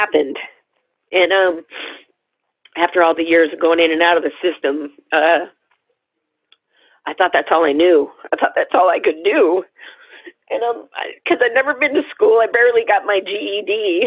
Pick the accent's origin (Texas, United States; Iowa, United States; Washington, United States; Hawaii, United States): Washington, United States; Tacoma; I was born in Tacoma, Washington.